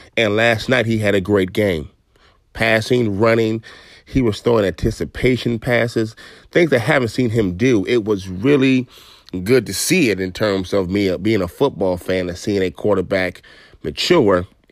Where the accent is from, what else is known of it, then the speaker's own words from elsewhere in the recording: New York, United States; My mother lived in New York while I was born in New York